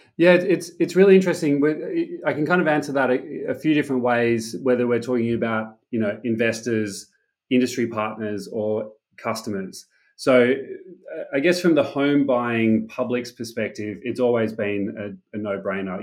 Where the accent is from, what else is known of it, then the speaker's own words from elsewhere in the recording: Sydney, New South Wales, Australia; moved away as an adult; also born or lived in Silicon Valley; born and raised in Sydney